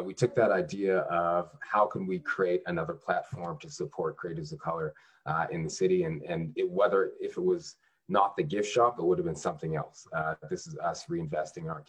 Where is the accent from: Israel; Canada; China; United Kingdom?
Canada; now in Washington, D.C., United States; I'm actually Canadian born, strangely enough. I ended up in the district about 10 years ago.